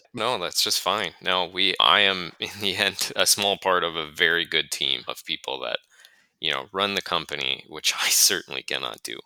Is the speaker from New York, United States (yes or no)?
no; Duluth, Minnesota, United States; moved away as an adult; I was born and raised and grew up and spent at this point still more than half of my life in Duluth, Minnesota